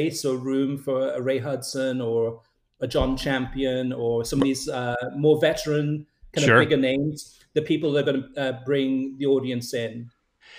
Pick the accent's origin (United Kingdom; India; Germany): United Kingdom; moved away; I'm originally from the UK